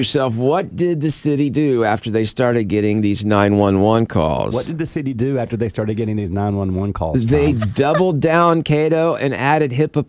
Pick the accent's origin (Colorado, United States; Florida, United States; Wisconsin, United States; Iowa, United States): Florida, United States; I grew up in Florida.